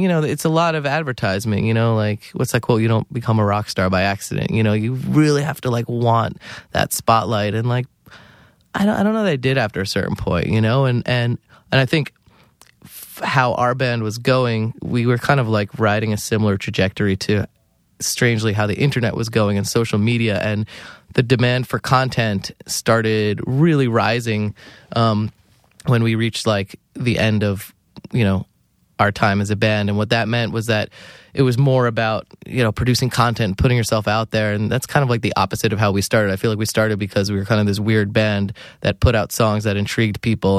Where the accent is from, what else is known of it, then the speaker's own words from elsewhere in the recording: New Jersey, United States; growing up in New Jersey